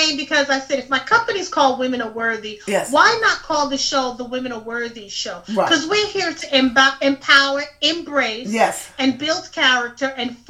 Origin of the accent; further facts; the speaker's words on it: New York City, New York, United States; moved away as an adult; now in Georgia, United States; I'm Jamaican and Cuban, and I was raised in Brooklyn, New York, okay?